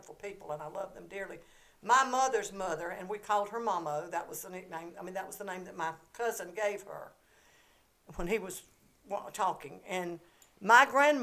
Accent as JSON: {"language": "English", "town": "Dublin", "region": "Georgia", "country": "United States", "tie": "born or raised there", "also_born_or_lived": "Eastman, Georgia / Moultrie, Georgia", "said": "I was born and raised in Dublin, Georgia, and grew up here"}